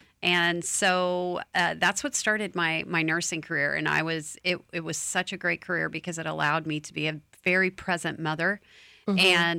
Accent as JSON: {"language": "English", "region": "Oklahoma", "country": "United States", "tie": "born or raised there", "said": "I grew up in Oklahoma, and a friend of mine went to Alaska and was like, hey, let's go work up there. And I said, absolutely."}